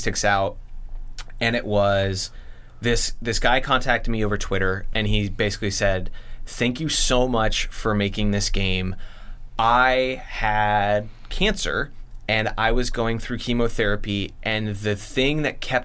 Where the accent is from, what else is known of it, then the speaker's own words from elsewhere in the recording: Colorado, United States; also born or lived in San Francisco; now in Portland, United States; I'm originally from Colorado